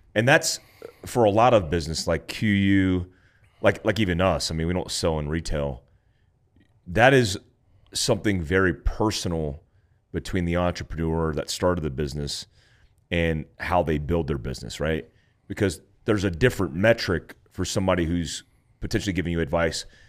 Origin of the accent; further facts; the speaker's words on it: Florida, United States; also born or lived in California; me growing up in Florida, born in Cali, growing up in Florida, like I grew up in flip flops.